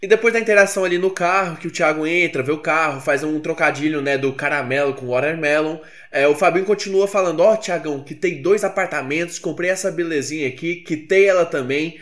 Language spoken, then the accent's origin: Portuguese; Goiânia, Goiás, Brazil; eu sou de Goiânia